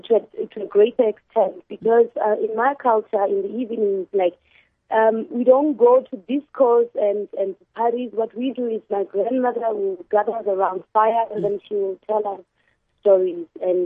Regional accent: Botswana; first language Khoisan (Kalahari language); English is a second language; I was born in a settlement called Magarat, which is actually in the Kalahari.

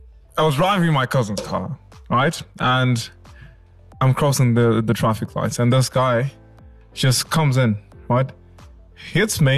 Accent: Derby, East Midlands, United Kingdom; moved away as an adult; now in Zimbabwe; I grew up in England, Derby

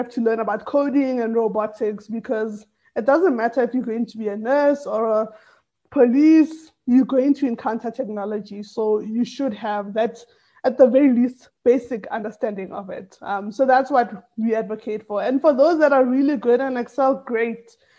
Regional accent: Tembisa, Gauteng, South Africa; English is a second language; also born or lived in Atteridgeville; initially I was born and raised in Tembisa. That's where I lived for most of my like primary school years, and then moved to Atteridgeville.

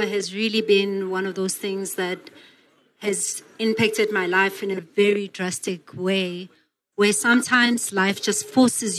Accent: Johannesburg, Gauteng, South Africa; I'm from the township, I'm from Alex

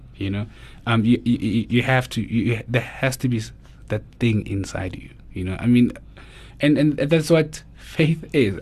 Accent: Mamelodi, Gauteng, South Africa; born and bred in Mamelodi

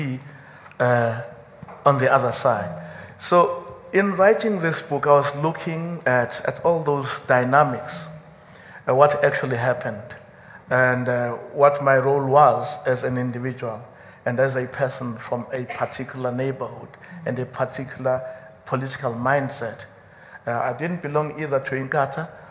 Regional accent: KwaZulu-Natal, South Africa; I come from KwaZulu-Natal of the 1980s.

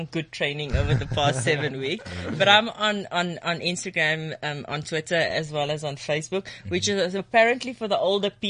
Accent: Cape Town, Western Cape, South Africa; now in Bloemfontein, South Africa; We're both from Cape Town

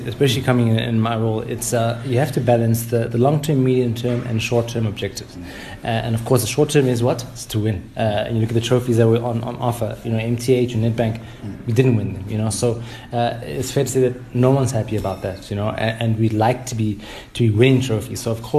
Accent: Soweto, Gauteng, South Africa; Of course, we want to see Soweto on the map. You know, now we're from Soweto and we want it to be number one.

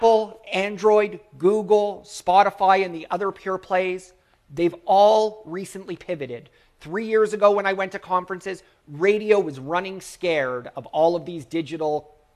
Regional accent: Toronto, Ontario, Canada; I'm from Toronto, Canada

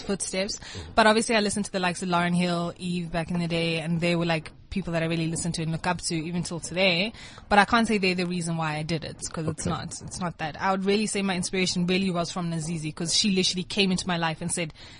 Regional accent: Kenya; now in South Africa; I grew up in Kenya, went to high school in Kenya

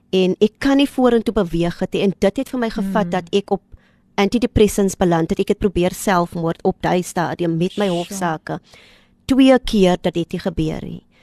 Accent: Kraaifontein, Western Cape, South Africa; Ons is eintlik van Kraaifontein

